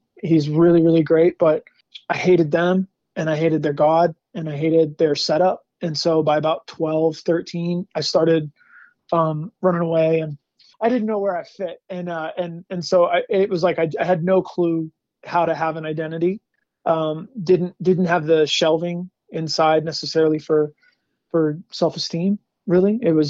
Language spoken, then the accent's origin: English; San Francisco, California, United States; born there; also born or lived in St. Louis, United States; I was born in San Francisco. My mom and my dad were born and raised in the Bay Area.